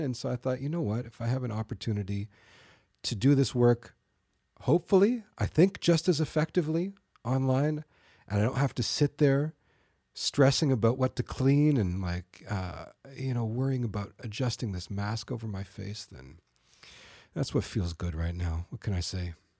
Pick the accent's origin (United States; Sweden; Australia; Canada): Canada; North York / Thornhill, Ontario; We, we moved from North York to Thornhill